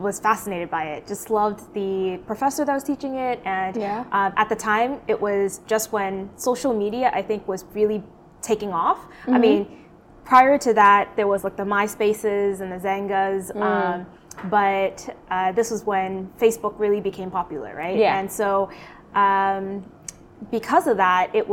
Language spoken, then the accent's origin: English; Boston, Massachusetts, United States; moved away as an adult; also born or lived in Syracuse, New York; now in Irving, Texas, United States; I'm originally from Boston. I was born and raised there, and I eventually made the move to Texas when I got the job offer from Microsoft